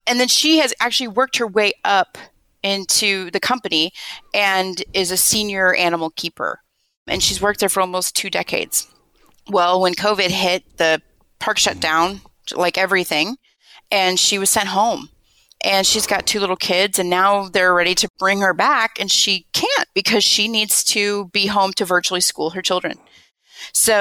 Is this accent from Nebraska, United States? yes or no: yes; Nebraska, United States; moved away as an adult; also born or lived in San Diego; We grew up in Nebraska together.